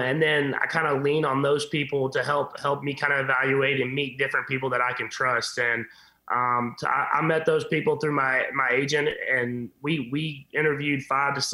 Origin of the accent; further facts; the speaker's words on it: Whitehouse, Texas, United States; growing up in Texas